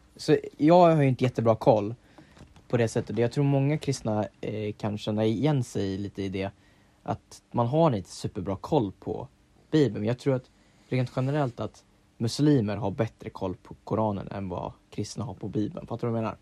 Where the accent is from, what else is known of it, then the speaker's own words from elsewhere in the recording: Sweden; Vi är tio miljoner svenskar